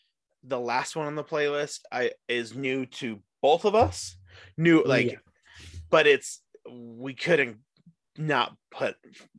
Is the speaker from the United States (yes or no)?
yes; St. George, Utah, United States; And then we grew up in St. George. It's what it is.